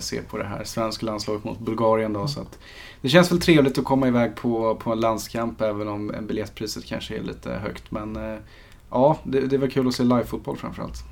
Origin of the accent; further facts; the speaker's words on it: Sweden; för mig som svensk